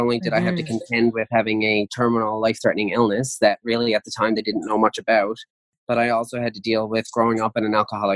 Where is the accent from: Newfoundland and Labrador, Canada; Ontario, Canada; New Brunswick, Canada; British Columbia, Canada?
Newfoundland and Labrador, Canada; St. John's; also born or lived in Bay Roberts, Newfoundland; I grew up in St. John's, Newfoundland